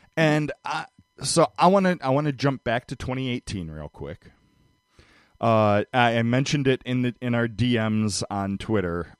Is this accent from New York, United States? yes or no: no; Cleveland, Ohio, United States; I grew up in Cleveland